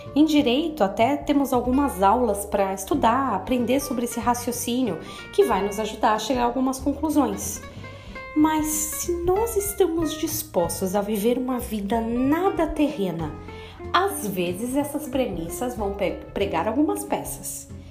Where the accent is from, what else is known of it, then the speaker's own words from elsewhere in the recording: Brazil; eu sou brasileira